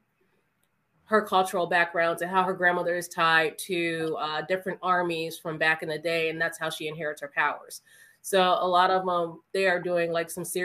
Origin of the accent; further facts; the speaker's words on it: Cleveland Heights, Ohio, United States; I come from Cleveland Heights. We're super diverse.